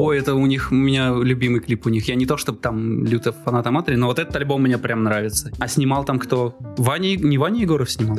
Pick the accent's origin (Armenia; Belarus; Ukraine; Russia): Russia; Izhevsk, Udmurtia; moved away; я из Ижевска давно переехал